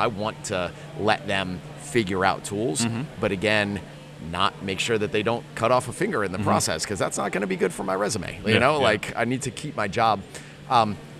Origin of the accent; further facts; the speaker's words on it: Chevy Chase, Maryland, United States; I grew up in Chevy Chase, Maryland.